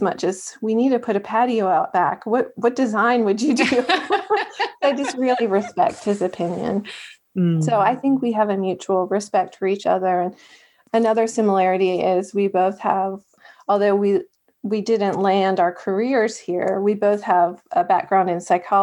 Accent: Maryland, United States; also born or lived in Virginia; We're both from Maryland

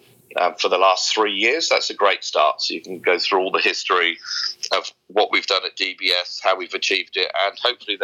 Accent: Somerset, South West England, United Kingdom; also born or lived in Australia / Sumatra, Indonesia; now in Singapore; I grew up in a very deprived part of Somerset in west coast of England, in a little village with about 200 people

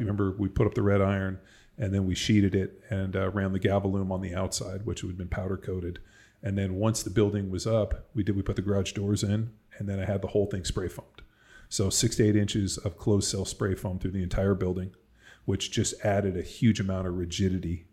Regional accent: California, United States; moved away as an adult; now in Texas, United States; I'm from California

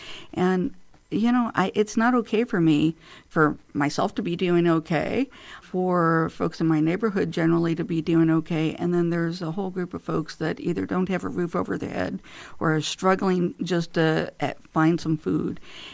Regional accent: Illinois, United States; also born or lived in St. Louis / Michigan / California; So I was born in St. Louis, Missouri. But growing up, we lived in a number of different states, actually. I lived in Michigan in my early childhood, Illinois for most of my childhood and early adulthood, a year out in California.

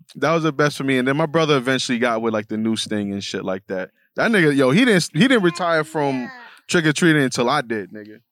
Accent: New York City, New York, United States; I'm just a Bronx nigga with, uh, Bronx building in the background

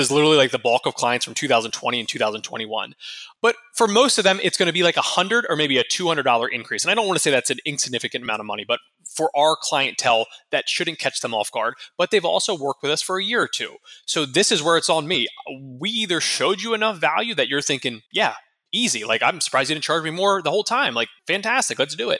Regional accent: Harrisburg, Pennsylvania, United States; now in Tampa, United States; I'm from Harrisburg, Pennsylvania originally

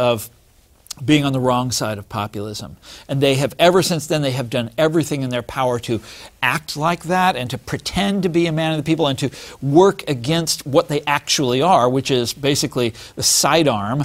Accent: Kansas City, United States; I'm from Kansas City. And when I was in high school there

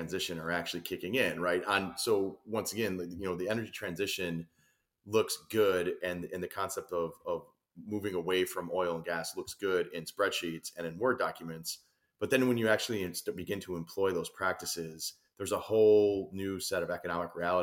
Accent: Illinois, United States; moved away as an adult; now in Florida, United States; I'm a transplant to Florida, but I grew up and spent, you know, almost my entire adult life in Illinois

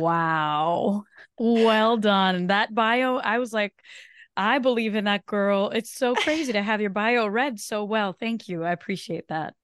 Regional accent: Brazil; first language Portuguese; English is a second language; moved away; Portuguese is actually my native tongue. So I was born in, in Brazil

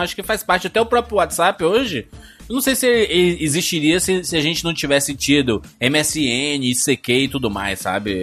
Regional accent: Fortaleza, Ceará, Brazil; eu sou, eu sou de Fortaleza

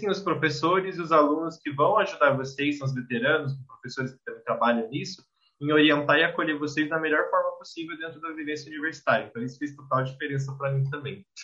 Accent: Minas Gerais, Brazil; born there; Eu, eu, eu, nasci em Minas Gerais, mas eu moro em Santa Catarina, então eu moro quase 600 quilômetros de distância de Ribeirão Preto.

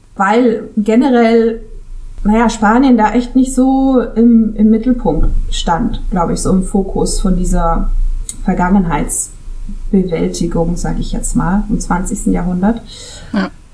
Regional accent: Switzerland; first language German; moved away as an adult; now in Costa Brava, Spain; als Schweizerin, also als Schweizerin, als in der Schweiz aufgewachsene

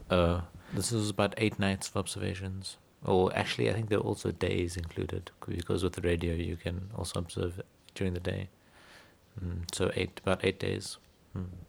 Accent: Cape Town, Western Cape, South Africa; Born and bred in Cape Town

